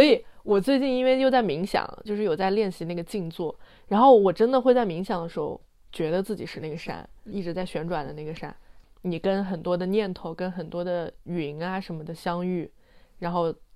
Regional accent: Anhui, China; 因为我们家，我老家是安徽的，就是名山也很多，什么嗯。黄山、九华山

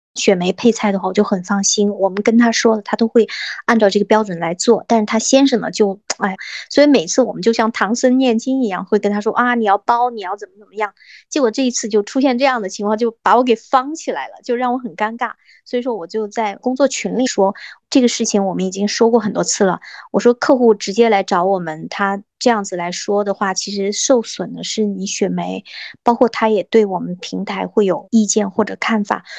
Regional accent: China; 我们中国的农村

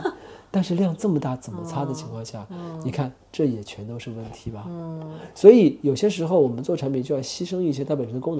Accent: China; born there; 因为我觉得我们作为在中国这片土地上出生的孩子，我们从小的价值观的培养的养成是做不到那种程度去的。

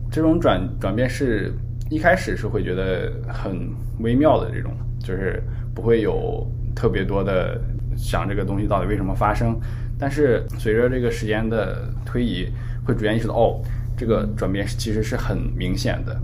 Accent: Chifeng, Inner Mongolia, China; moved away as an adult; also born or lived in Canada; 我来自内蒙赤峰

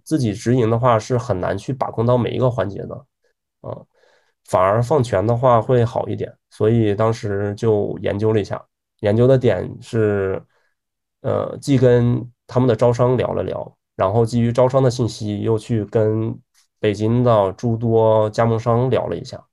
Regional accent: Taiyuan, Shanxi, China; moved away; also born or lived in Beijing; 我老家是太远的

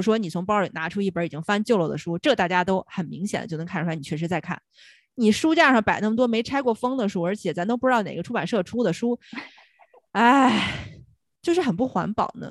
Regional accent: China; 作为中国人

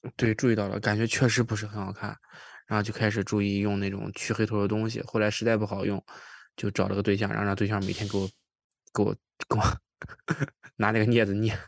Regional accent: Qingdao, Shandong, China; now in Toronto, Canada; 我老家山东青岛嘛

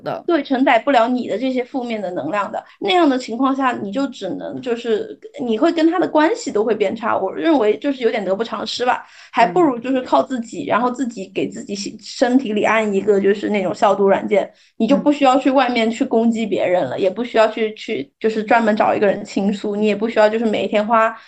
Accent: China; 我们其实中国人

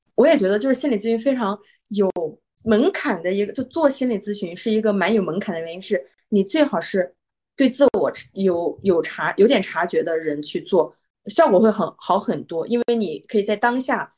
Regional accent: Hunan, China; moved away as an adult; 我是，我是湖南人嘛。然后我们湖南的那个教育非常地严厉

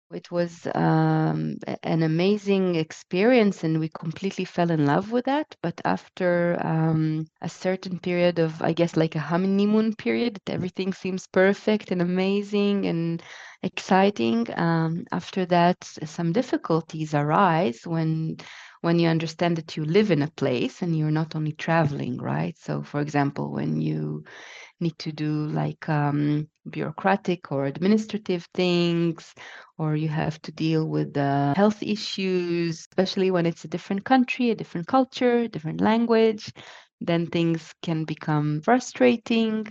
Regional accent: Israel; moved away as an adult; also born or lived in Japan / Connecticut, United States; now in Leiden, Netherlands; I was born in Israel, and then I spent most of my life there, and uh, until I was 28

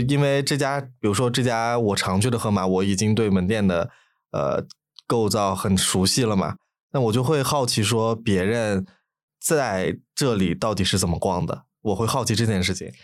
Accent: Lanzhou, Gansu, China; moved away; 如果比如说我是兰州人嘛，我能在河马看到

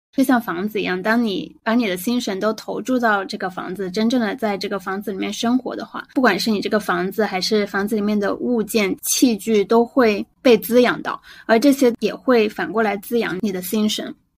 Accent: Guangdong, China; 作为一个广东人，我的饮食一直都比较清淡

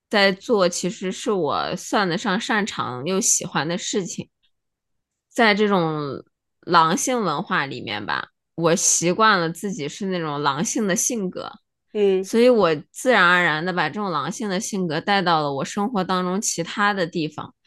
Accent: China; moved away; 我们作为中国人

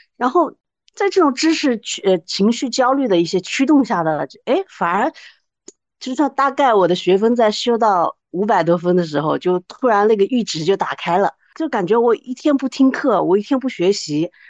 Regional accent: Wuhan, Hubei, China; moved away; 我是那个武汉的，我从武汉过来的

